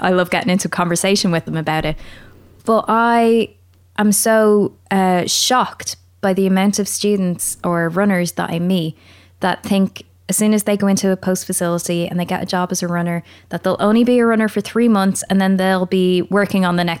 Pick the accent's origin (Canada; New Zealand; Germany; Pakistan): Pakistan; I was so racially bullied as a kid because I was different, because I was from Pakistan.